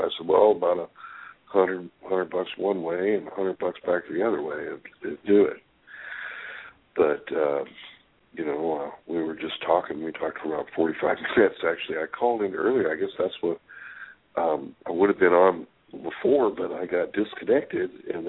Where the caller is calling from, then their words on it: California, United States; Well, it's … calling from